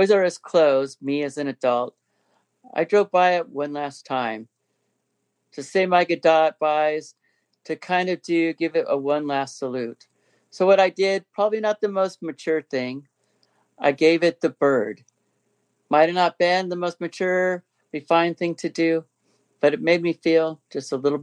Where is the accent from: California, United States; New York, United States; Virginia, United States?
California, United States; Inland Empire; us from the Inland Empire